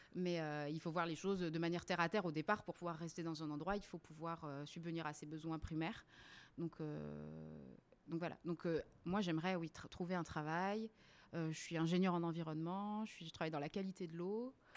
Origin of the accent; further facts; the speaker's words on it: Réunion; moved away as an adult; also born or lived in mainland France; now in Zurich, Switzerland; je suis née euh, et j'ai grandi à La Réunion.